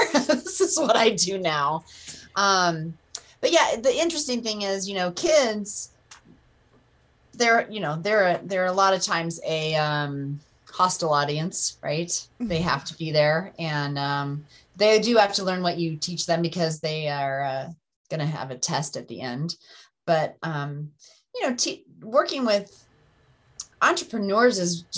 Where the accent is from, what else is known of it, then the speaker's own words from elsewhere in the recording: Breckenridge, Colorado, United States; I grew up in Breckenridge, Colorado, and always been a Colorado girl